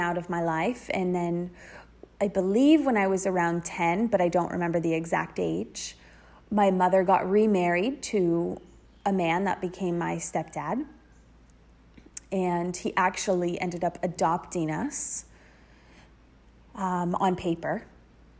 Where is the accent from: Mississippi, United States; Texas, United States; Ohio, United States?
Ohio, United States; Dayton; I grew up in Dayton, Ohio, pretty small town